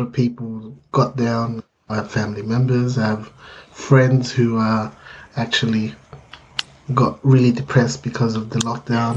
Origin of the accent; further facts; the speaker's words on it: Philippines; being Filipino